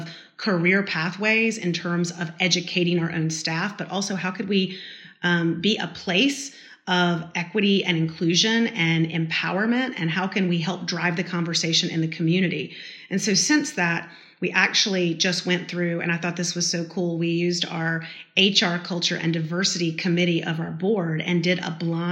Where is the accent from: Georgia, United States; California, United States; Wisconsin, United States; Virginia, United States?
Georgia, United States; Brunswick; growing up in South Georgia and going to high school in Brunswick, Georgia